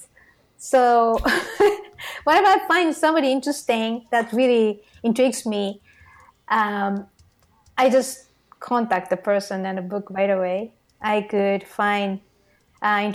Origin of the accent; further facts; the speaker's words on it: Tokyo, Japan; English is a second language; moved away; I'm from Tokyo and I grew up in the suburb of Tokyo